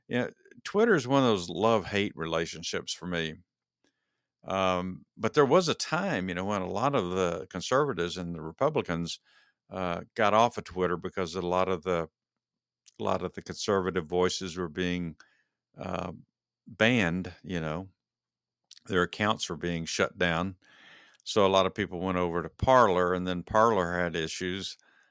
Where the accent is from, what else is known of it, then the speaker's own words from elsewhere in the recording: Texas, United States; now in Georgia, United States; Ever since I moved to Georgia, I came from Texas, so I was a University of Texas Longhorn for the long time